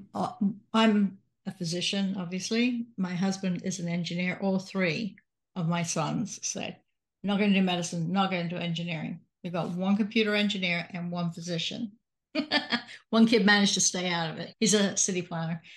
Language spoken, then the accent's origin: English; Salisbury, South West England, United Kingdom; moved away; I'm from Salisbury, in England.